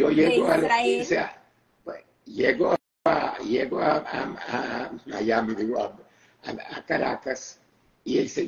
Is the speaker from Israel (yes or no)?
yes; Israel; moved away; ok, yo vine de Israel ya con bastante buen inglés.